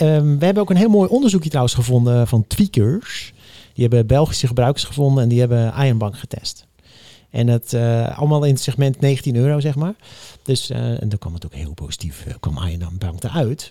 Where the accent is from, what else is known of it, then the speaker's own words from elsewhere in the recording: Netherlands; als Nederlander